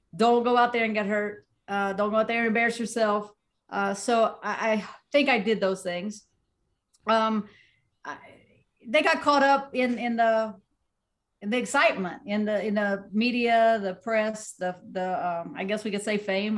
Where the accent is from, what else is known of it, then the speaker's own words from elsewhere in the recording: Southern West Virginia, United States; I'm from Southern West Virginia. Boxing isn't big in my area